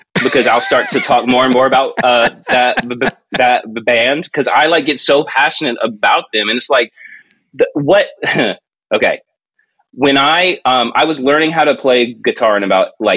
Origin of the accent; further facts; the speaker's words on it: Georgia, United States; I grew up in Georgia. And Lake Lanier Islands was this big water park thing